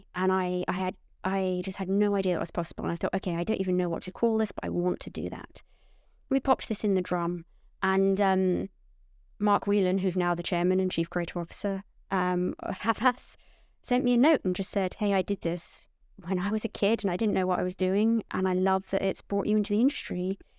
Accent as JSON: {"language": "English", "town": "Portsmouth", "region": "South East England", "country": "United Kingdom", "said": "I'm from Portsmouth, but you won't hear it in my voice because my parents really, really wanted me to hide"}